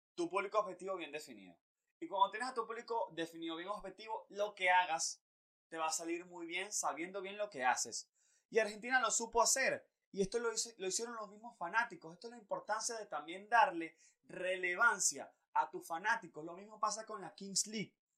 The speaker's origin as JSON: {"language": "Spanish", "country": "Venezuela", "said": "nosotros como venezolanos"}